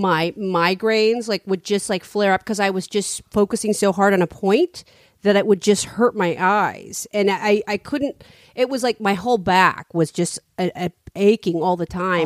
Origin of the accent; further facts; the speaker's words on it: San Francisco, California, United States; I'm from San Francisco.